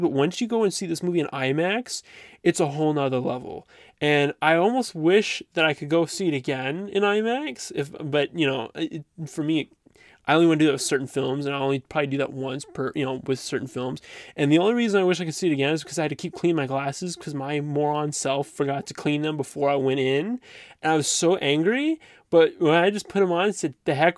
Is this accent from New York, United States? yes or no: no; Dallas, Texas, United States; moved away; also born or lived in Plano, Texas; me being a Southern kid, I was born in Plano, Texas, which is right near Garland, and then I lived like right outside Dallas for 8 years of my life